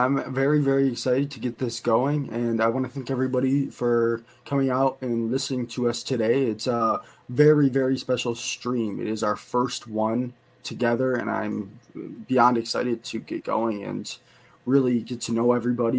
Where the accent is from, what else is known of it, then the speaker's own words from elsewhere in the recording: Buffalo, New York, United States; Buffalo born and raised.